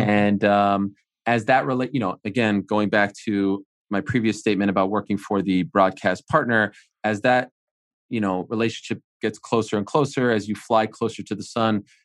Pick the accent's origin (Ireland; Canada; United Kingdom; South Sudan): Canada; Montreal, Quebec; I'm from Montreal.